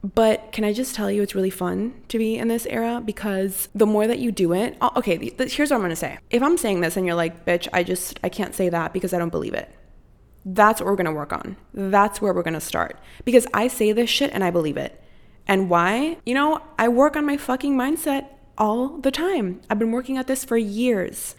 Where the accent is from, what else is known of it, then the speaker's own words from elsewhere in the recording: Costa Rica; now in United States; I was born and raised in Costa Rica